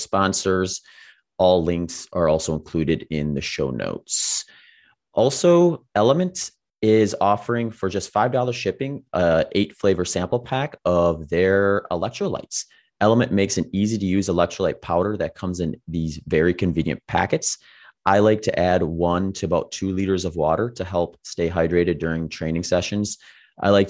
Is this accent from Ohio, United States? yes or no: no; Wisconsin, United States; I grew up in Wisconsin